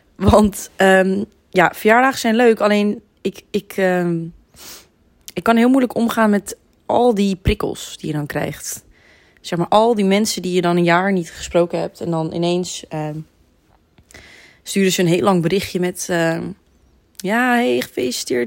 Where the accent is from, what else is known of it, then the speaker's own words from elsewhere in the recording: Heemskerk, North Holland, Netherlands; ik kom niet uit Amsterdam, ik kom uit Heemskerk